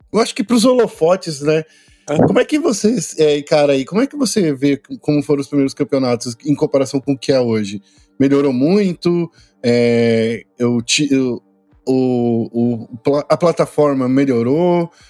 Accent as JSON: {"language": "Portuguese", "region": "São Paulo", "country": "Brazil", "said": "Sou daqui de São Paulo, Zona Leste, São Miguel Paulista. Sou de São Miguel"}